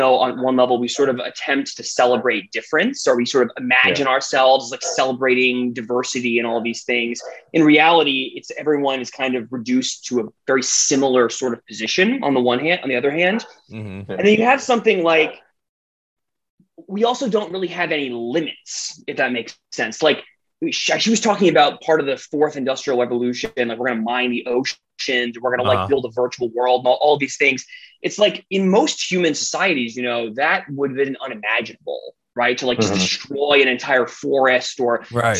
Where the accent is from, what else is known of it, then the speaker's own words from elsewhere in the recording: the South, United States; if I say y'all, it's just because I'm from the South